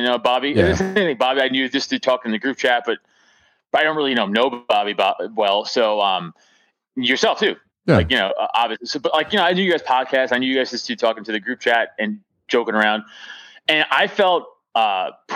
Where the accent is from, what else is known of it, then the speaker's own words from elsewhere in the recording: New York City, New York, United States; I'm from Staten Island, New York